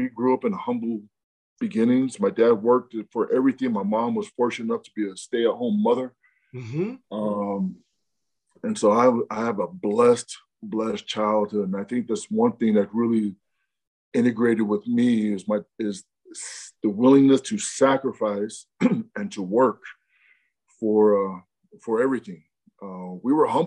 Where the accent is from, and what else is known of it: Rancho Cucamonga, California, United States; born or raised there; also born or lived in Provo, Utah